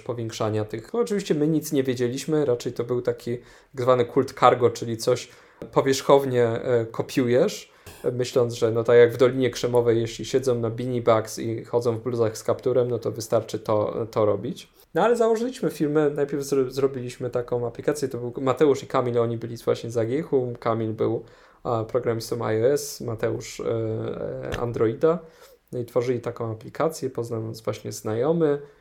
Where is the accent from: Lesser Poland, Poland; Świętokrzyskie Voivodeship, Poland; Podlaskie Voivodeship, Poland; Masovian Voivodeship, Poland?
Lesser Poland, Poland; Kraków; do Krakowa, no skąd, skąd jestem